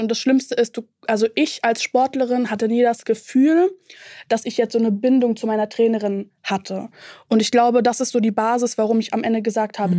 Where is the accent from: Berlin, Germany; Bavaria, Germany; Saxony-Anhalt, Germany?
Berlin, Germany; ich komme auch aus Ostberlin